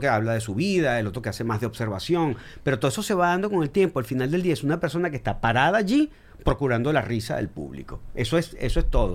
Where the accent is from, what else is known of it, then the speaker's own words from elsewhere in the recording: Venezuela; yo como venezolano